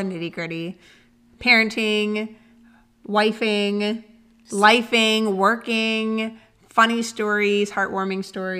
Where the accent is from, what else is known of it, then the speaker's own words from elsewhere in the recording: Chicago, Illinois, United States; moved away as an adult; now in Scottsdale, United States; No, I live in Scottsdale. I'm from Chicago, Illinois.